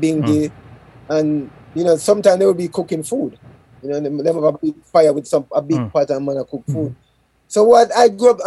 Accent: Jamaica; I'm Jamaican.

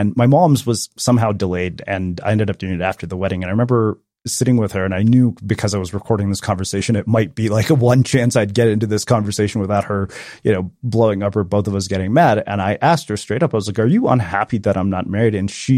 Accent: South India, India; And so my sister, so we're South Indian and my brother-in-law is Bengali.

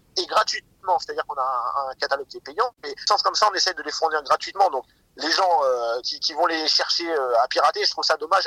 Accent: Seine-Maritime, Normandy, France; la ville où j'ai grandi, en Seine-Maritime

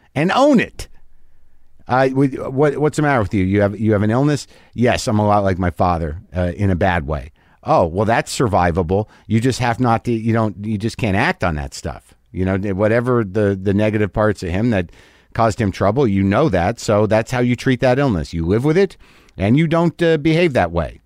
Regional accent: New Mexico, United States; moved away; I just got back from New Mexico. I did a benefit out there in my hometown

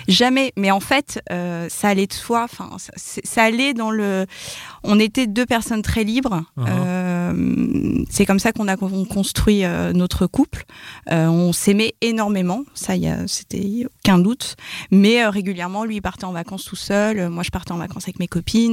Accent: Paris, Île-de-France, France; je suis parisienne et j'ai 32 ans

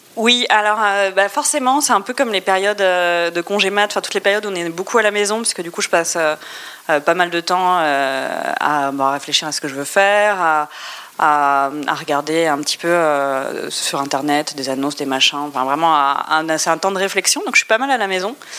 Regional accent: Brest, Brittany, France; Je suis née à Brest

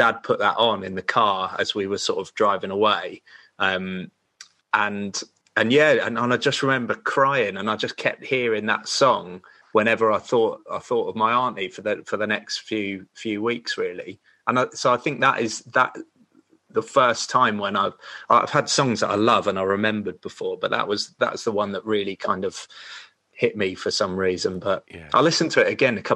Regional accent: Sussex, South East England, United Kingdom; I was from Sussex.

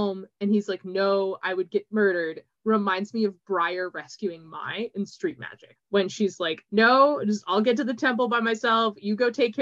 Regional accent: New Mexico, United States; I grew up in New Mexico

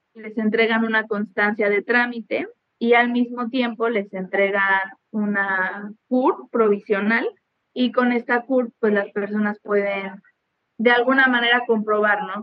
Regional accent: Mexico

